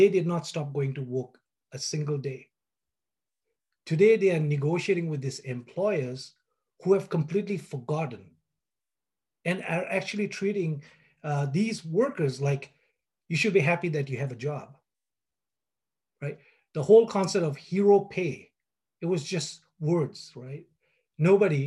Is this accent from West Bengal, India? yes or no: yes; Kalimpong, West Bengal, India; moved away as an adult; I was born in Kalimpong. It's a small town in the foothills of the Himalayas. You know, for the 30 years that I lived there